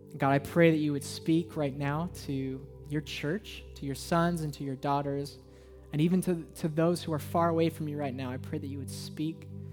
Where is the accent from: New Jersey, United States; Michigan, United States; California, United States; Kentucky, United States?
California, United States; Southern; now in Portland, United States; I'm from Southern California